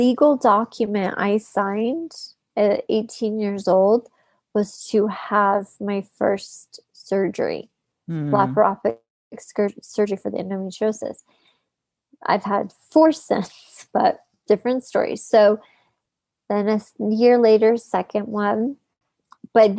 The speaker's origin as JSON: {"language": "English", "region": "Utah", "country": "United States", "tie": "born or raised there", "also_born_or_lived": "Los Angeles", "said": "my hometown, which was Utah"}